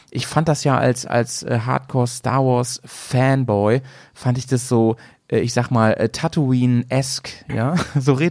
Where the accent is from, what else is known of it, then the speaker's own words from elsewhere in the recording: Dresden, Saxony, Germany; born there; Und ich, so ich bin in Dresden geboren.